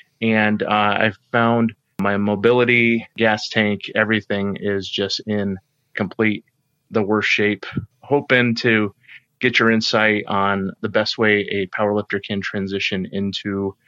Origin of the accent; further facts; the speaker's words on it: Wisconsin, United States; I'm from Wisconsin in the United States.